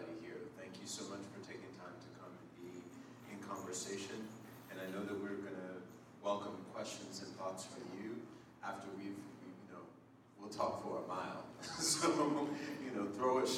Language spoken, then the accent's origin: English; Springfield, Massachusetts, United States; I grew up in Springfield, Mass, in Western Mass